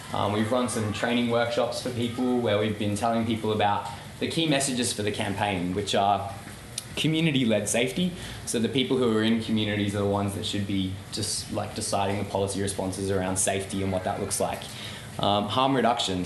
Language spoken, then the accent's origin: English; Melbourne, Victoria, Australia; I'm from Melbourne